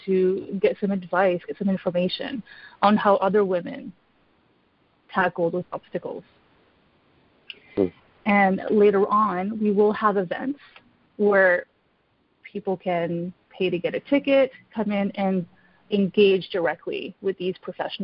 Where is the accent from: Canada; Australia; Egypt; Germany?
Canada; now in Ottawa, Canada; at my core, I am Canadian